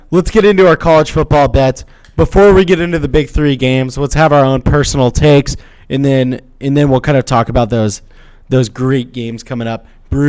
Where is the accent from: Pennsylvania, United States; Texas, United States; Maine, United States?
Texas, United States; Houston; I'm from Houston.